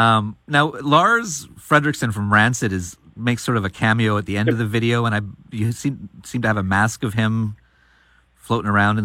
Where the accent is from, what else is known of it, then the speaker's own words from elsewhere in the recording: Canada; also born or lived in Victoria, Canada; I'm Canadian